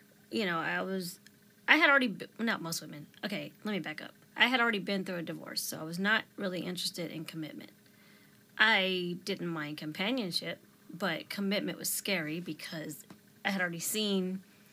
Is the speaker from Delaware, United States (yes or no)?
yes; Delaware, United States; moved away as an adult; now in Texas, United States; Delaware is my home state, but Texas is where my family is